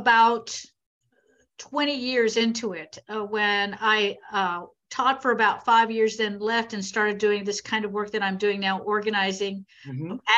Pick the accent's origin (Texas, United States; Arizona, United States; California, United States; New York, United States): Texas, United States; Corpus Christi; I grew up in Corpus Christi, Texas